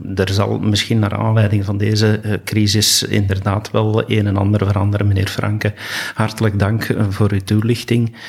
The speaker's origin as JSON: {"language": "Dutch", "country": "Belgium", "said": "wat wij als Belgen kunnen doen"}